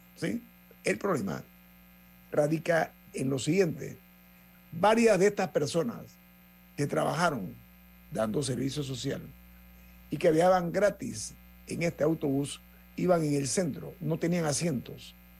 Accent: Panama; como país, como panameños, como ciudadanos

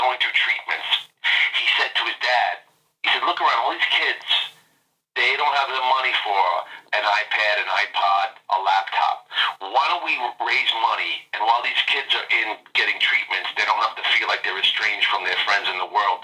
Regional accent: New York City, New York, United States; I'm from Queens, New York

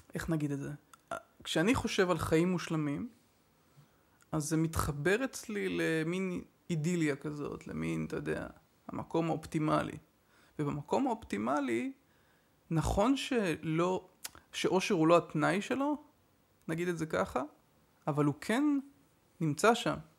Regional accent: Haifa, Haifa District, Israel; אני חיפאי

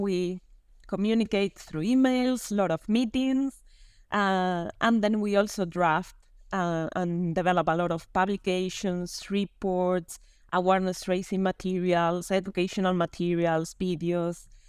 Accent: Canary Islands, Spain; now in Rome, Italy; I'm from Spain, from the Canary Islands, and now living in Rome.

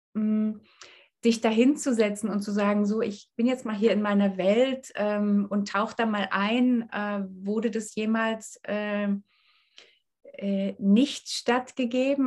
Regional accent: East Germany, Germany; ich komme aus Ostdeutschland

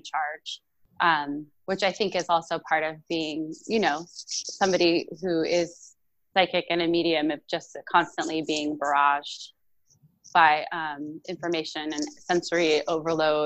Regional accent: Sparks, Nevada, United States; now in Portland, United States; I was born and raised in Sparks, Nevada, which is right next to Reno

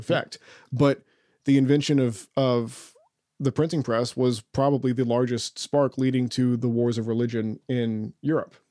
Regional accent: Oklahoma, United States; I'm from Oklahoma

